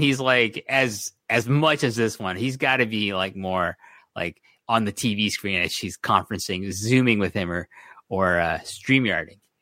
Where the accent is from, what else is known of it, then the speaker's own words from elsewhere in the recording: Toronto, Ontario, Canada; I'm from Toronto